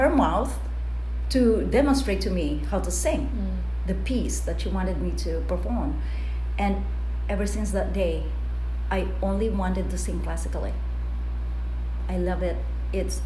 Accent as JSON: {"language": "English", "region": "Bicol Region", "country": "Philippines", "tie": "born or raised there", "said": "It's a barrio by the hill, close to the dormant volcano we call Mount Isarog in Bicol region in the Philippines"}